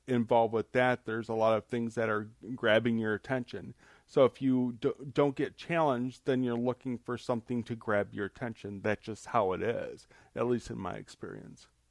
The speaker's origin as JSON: {"language": "English", "area": "near Chicago", "region": "Illinois", "country": "United States", "tie": "born or raised there", "said": "I was growing up near Chicago"}